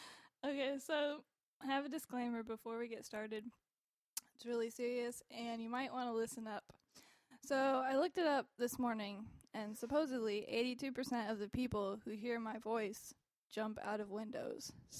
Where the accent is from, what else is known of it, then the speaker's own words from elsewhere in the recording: North Carolina, United States; Growing up over here in North Carolina.